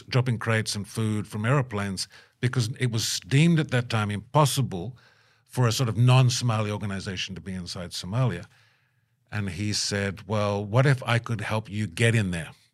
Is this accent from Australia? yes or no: yes; Australia; moved away as an adult; now in Minnesota, United States; I'm Australian